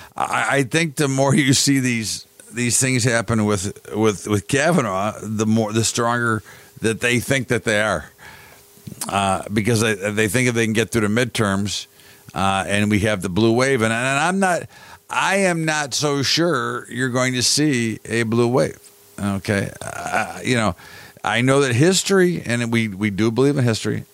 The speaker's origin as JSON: {"language": "English", "country": "United States", "said": "as an American"}